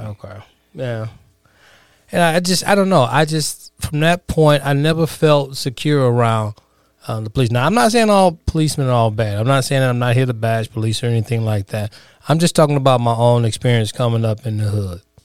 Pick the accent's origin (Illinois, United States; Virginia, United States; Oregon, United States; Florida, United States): Illinois, United States; Chicago; growing up in the, uh, inner cities of Chicago